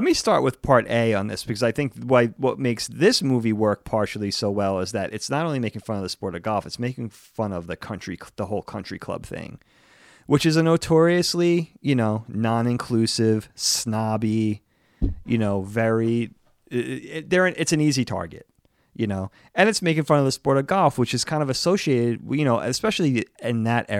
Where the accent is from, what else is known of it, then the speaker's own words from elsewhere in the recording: East Coast, United States; Especially growing up on the East Coast, New York, Jersey.